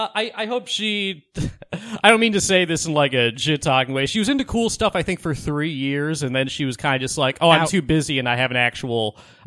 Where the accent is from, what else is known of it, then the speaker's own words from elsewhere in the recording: Sharon, Massachusetts, United States; I'm from suburban Massachusetts. I grew up in a town called Sharon.